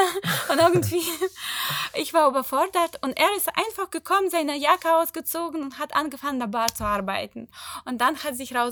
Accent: Ukraine; German is a second language; Der wusste auch nicht, dass ich Ukrainerin bin

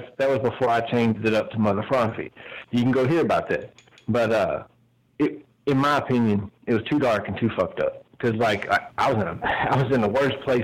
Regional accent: Louisville, Kentucky, United States; my hometown, Louisville

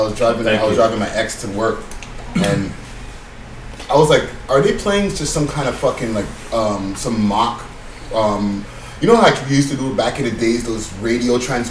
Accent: Toronto, Ontario, Canada; we are Toronto people

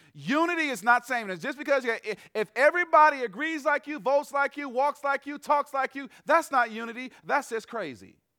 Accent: Atlanta, Georgia, United States; I am from Atlanta, Georgia.

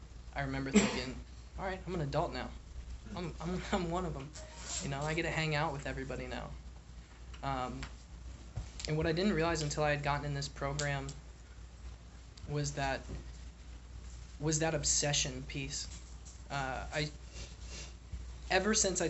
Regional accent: Richmond, Virginia, United States; also born or lived in Buffalo, New York; I grew up in Richmond, Virginia. I was born in Buffalo, New York. I moved down there when I was two

